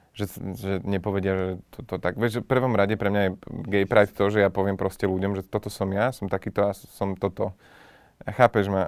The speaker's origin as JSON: {"language": "Slovak", "region": "Žilina Region", "country": "Slovakia", "tie": "born or raised there", "lives_now": "Bratislava, Slovakia", "said": "sa mi lepšie funguje tu, ale odstupom času už by sa mi nefungovalo zlá ani na Orave. Vtedy áno, keď som odchádzal tu"}